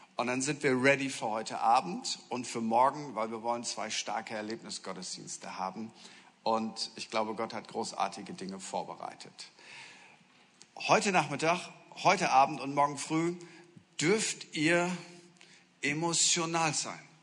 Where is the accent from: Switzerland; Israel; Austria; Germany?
Germany; Friesland, Lower Saxony; ich komme aus Norddeutschland, aus aus Friesland